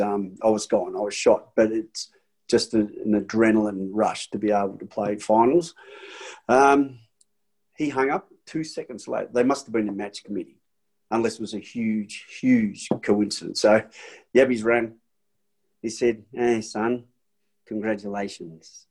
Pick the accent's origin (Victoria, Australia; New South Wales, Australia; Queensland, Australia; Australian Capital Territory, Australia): Victoria, Australia; Frankston; I'm from Frankston